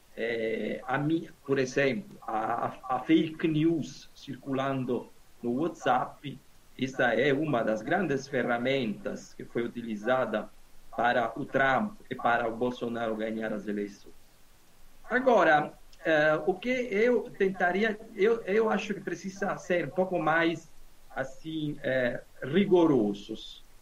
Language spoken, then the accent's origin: Portuguese; Naples, Campania, Italy; Portuguese is a second language; moved away; Eu sou do sul da Itália, Napoli